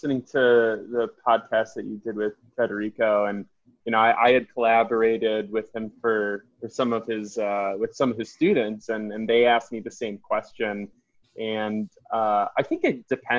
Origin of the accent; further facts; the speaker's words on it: Detroit, Michigan, United States; grew up in Metro Detroit